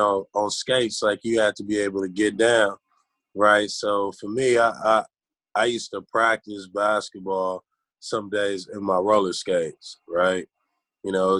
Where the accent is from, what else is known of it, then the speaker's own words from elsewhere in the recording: Los Angeles, California, United States; growing up in South Central